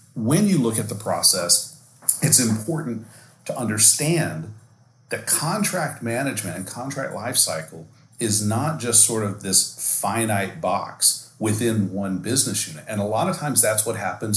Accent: Texas, United States; been born and raised in Texas

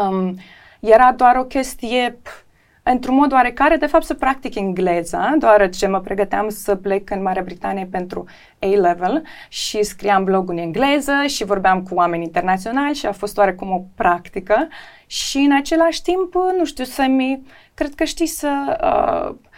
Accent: Chișinău, Moldova; also born or lived in London; sunt din Chișinău

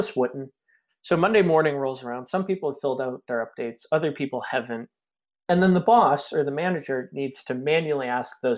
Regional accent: Maine, United States; also born or lived in Boston; I grew up and lived in Maine most of my life.

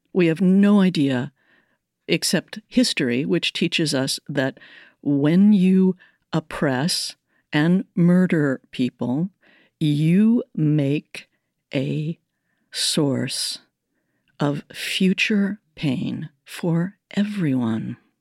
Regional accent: United States; I'm Irish American.

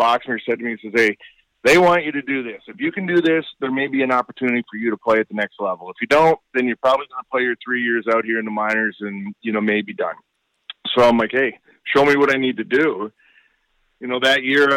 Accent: Stirling, Ontario, Canada; my hometown in Sterling

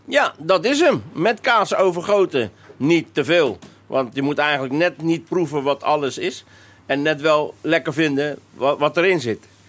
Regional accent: The Hague, South Holland, Netherlands; Ik ben zelf opgegroeid in Transvaal, dus ik weet echt wel wat de echte Hagenees is

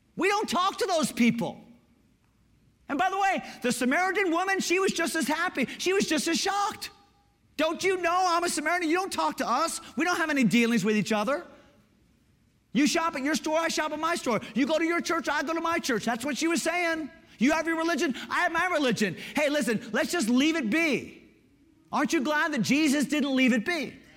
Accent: Connecticut, United States; Growing up in Connecticut, we're a little bit more East Coast, progressive

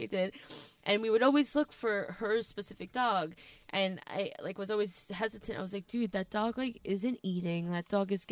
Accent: New Jersey, United States; we're still like mobbed up because we're from Jersey

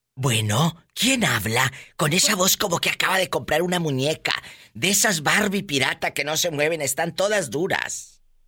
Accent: Mexico; mi tierra, mi México lindo y querido

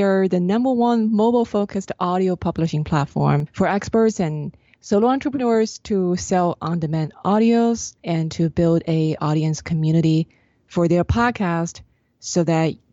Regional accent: China; I grew up in China.

